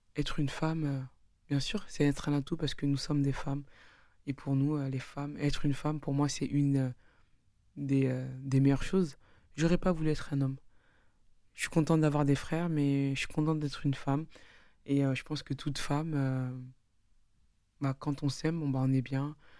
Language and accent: French; France; nous sommes tous des Français